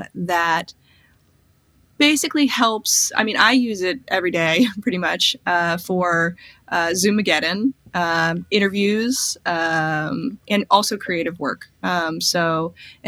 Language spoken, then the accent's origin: English; New York, United States; I'm from New York